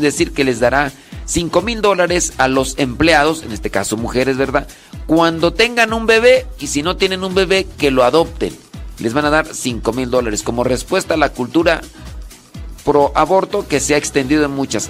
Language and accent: Spanish; Acámbaro, Guanajuato, Mexico; soy de un rancho que se llama Los Órganos.